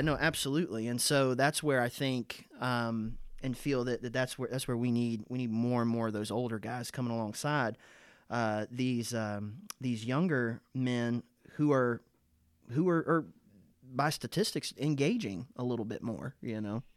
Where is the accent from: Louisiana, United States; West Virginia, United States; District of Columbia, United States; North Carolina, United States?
North Carolina, United States; Eden; I grew up in North Carolina and went to a, a First Baptist church in Eden, North Carolina.